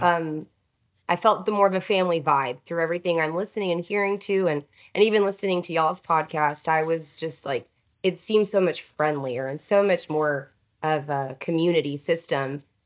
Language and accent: English; Houston, Texas, United States; I am native born Texan, and I grew up in the Houston area